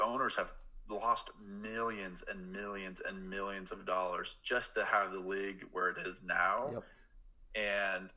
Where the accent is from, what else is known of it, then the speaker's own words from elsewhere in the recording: Pennsylvania, United States; now in Oregon, United States; I grew up in Pennsylvania